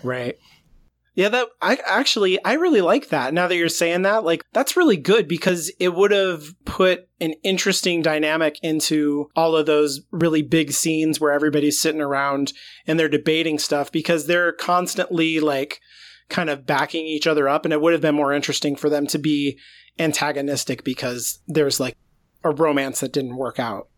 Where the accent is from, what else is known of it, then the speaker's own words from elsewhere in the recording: United States; as an American